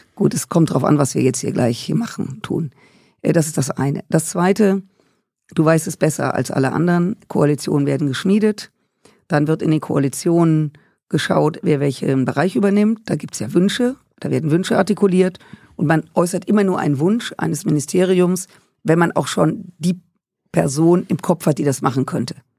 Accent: Rhineland, Germany; Ich komme aus dem Rheinland, et kütt wie et kütt heißt

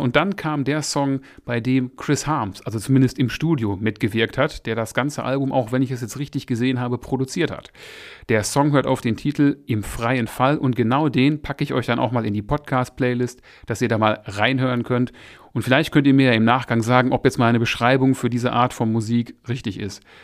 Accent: Essen, North Rhine-Westphalia, Germany; Ich bin ja ursprünglich aus Essen

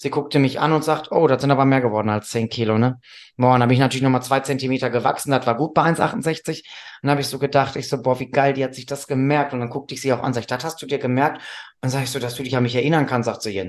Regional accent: Northern Germany, Germany; Ich komme aus dem Norden, ich weiß das nicht.

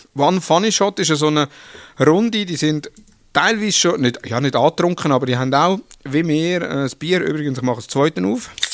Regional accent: Switzerland; als Schweizer

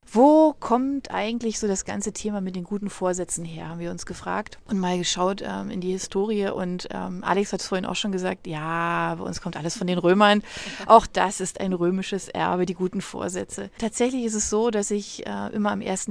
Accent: Germany; bei uns in Deutschland

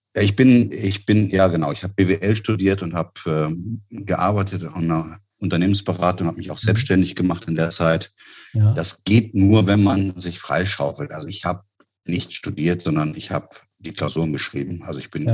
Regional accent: Peine, Lower Saxony, Germany; moved away as an adult; also born or lived in Neumünster / Düsseldorf; now in Berlin, Germany; ich komme aus Niedersachsen, Aha. Äh, der Stadt Peine äh, zwischen Hannover und Braunschweig

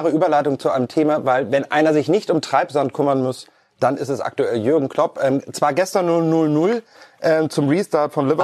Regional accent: Hamburg, Germany; Ich komme ja auch aus Hamburg.

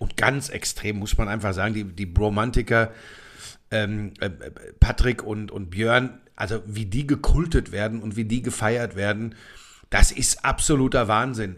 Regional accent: Germany; bei uns in Deutschland

